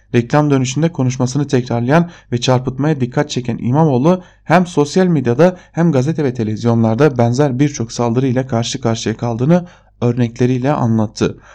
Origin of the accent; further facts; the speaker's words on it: Diyarbakır, Diyarbakır Province, Turkey; moved away; Bir Diyarbakırlı olarak